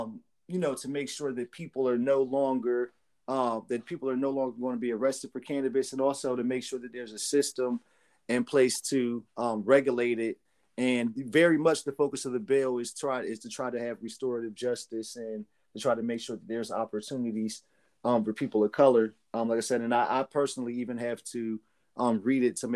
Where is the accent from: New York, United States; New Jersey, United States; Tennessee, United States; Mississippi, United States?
New Jersey, United States; Trenton; I grew up in Trenton, New Jersey